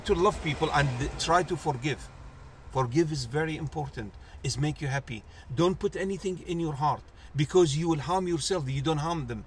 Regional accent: Kuwait; moved away as an adult; also born or lived in Oxford, United Kingdom; now in London, United Kingdom; I was born in Kuwait. I'm from Kuwait

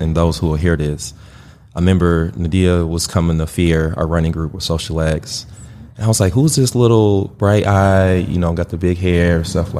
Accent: Milwaukee, Wisconsin, United States; For those who don't know, I grew up in Milwaukee, born, raised, went to Washington High School

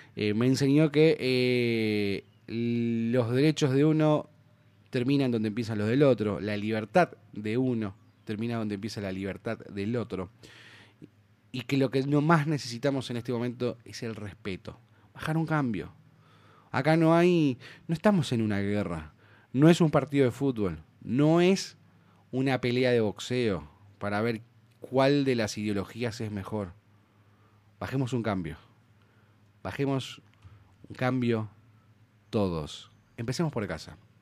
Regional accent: Argentina; Yo soy argentino gracias a que mi abuelo vino acá

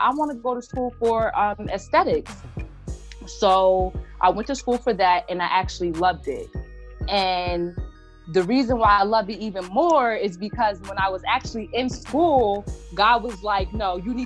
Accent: Somerville, New Jersey, United States; I'm originally from Somerville, New Jersey

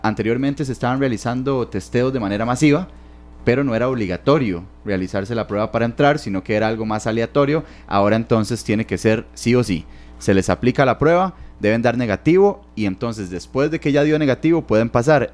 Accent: Heredia, Costa Rica; yo que soy de Heredia, en ese sector específicamente, en San Rafael

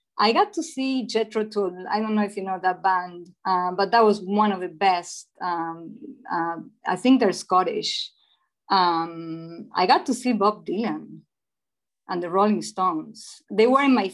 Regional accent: Buenos Aires, Argentina; English is a second language; moved away as an adult; also born or lived in New Jersey / Oregon; now in Washington, United States; I was born and raised in Buenos Aires, Argentina

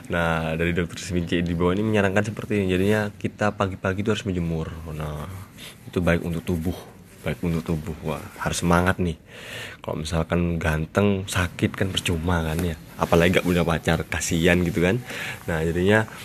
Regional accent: Malang, East Java, Indonesia; saya dari Malang. Nah, posisi saya sebagai mahasiswa nih di Malang.

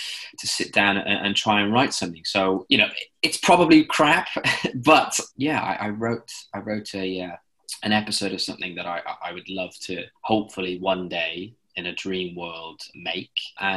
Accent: Cardiff, Wales, United Kingdom; now in London, United Kingdom; I was, you know, born and bred in Cardiff and then moved to a bigger city

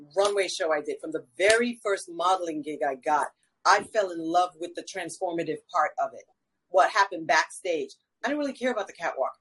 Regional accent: New York, United States; now in Atlanta, United States; I'm from New York. I was born in New York, um, Caribbean and South American heritage

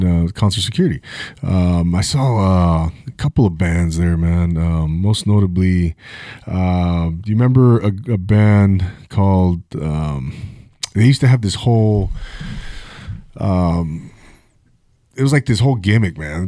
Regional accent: Rancho Cucamonga, California, United States; now in Ventura, United States; I grew up in Rancho Cucamonga, Inland Empire

